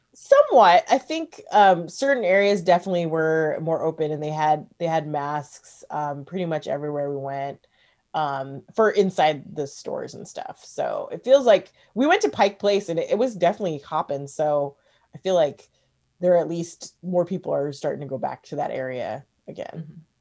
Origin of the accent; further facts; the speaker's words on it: the Northwest, Pacific Northwest, United States; also born or lived in New York / San Francisco / Seattle / Portland; we moved here when I was about five. So I've been here most of my life